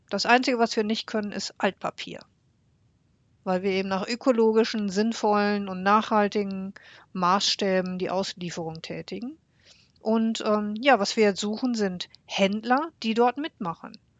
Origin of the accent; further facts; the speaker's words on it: Bocholt, North Rhine-Westphalia, Germany; Bocholt, meine Heimatstadt